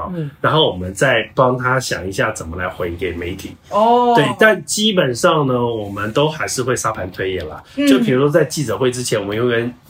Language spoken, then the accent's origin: Chinese; Hsinchu, Taiwan; 再加上她是新竹人，我也是新竹人，